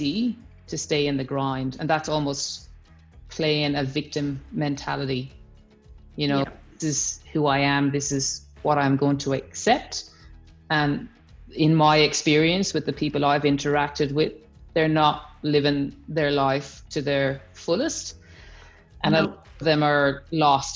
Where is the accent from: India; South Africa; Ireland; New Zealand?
Ireland; moved away as an adult; now in Australia; I'm Irish